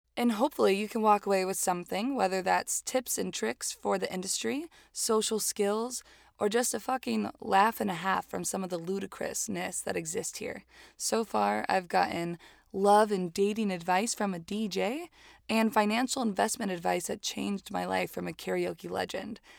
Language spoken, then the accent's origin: English; Hialeah, Florida, United States; moved away as an adult; also born or lived in New York City; now in Los Angeles, United States; I was born in Miami, Florida, in a very fun, extremely Cuban place called Hialeah. I left home at eighteen